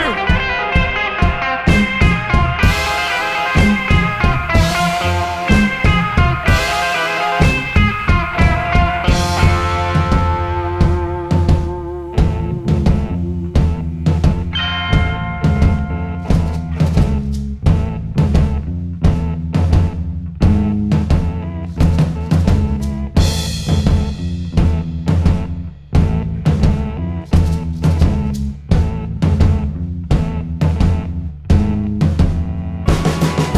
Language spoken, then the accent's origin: English; Brampton, Ontario, Canada; A recording made in my hometown of Brampton, Ontario